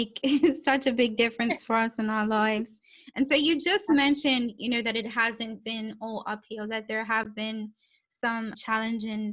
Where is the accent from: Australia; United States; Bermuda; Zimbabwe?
Bermuda; growing up in Bermuda, like, you know, we always talk about like doing something in financial services